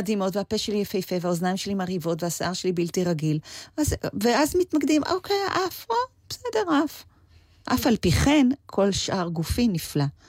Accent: Israel; moved away; also born or lived in Los Angeles, United States; אני הרי באה מישראל

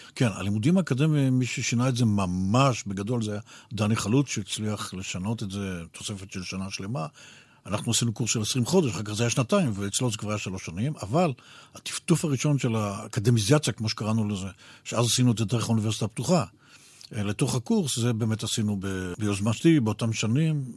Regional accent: Israel

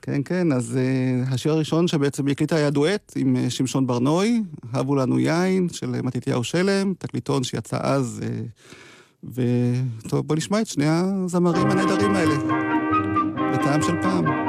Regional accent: Degania Alef, Northern District, Israel; אני גדלתי בקיבוץ, דגניה א'

